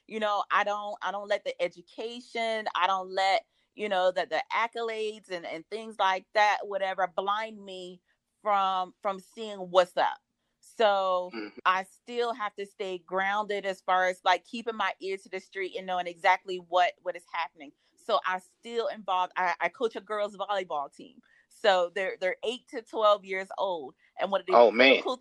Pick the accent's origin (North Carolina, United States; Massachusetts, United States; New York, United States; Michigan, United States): North Carolina, United States; Raleigh; I'm a home girl. You know, I'm from Raleigh. You know, went to Apex High School